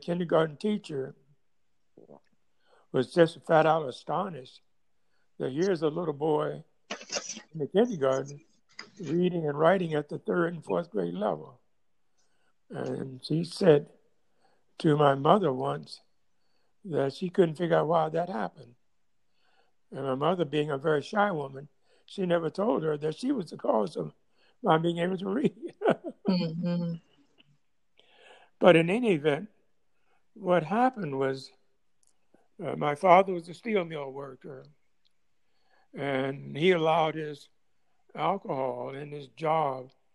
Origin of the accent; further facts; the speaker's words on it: North Carolina, United States; moved away as an adult; also born or lived in Baltimore, Maryland / Los Angeles County, California / Maryland; I was born in Baltimore and moved to North Carolina in August of 1939, just a short time before I was 10